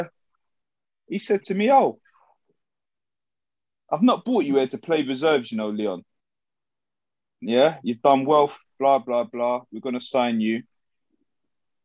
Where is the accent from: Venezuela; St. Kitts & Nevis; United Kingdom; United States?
United Kingdom; London; also born or lived in Tottenham; I come from Hoxton